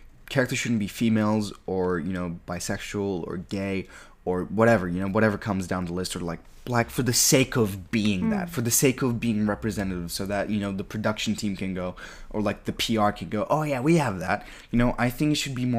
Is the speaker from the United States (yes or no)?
no; Turkey; I grew up in Turkey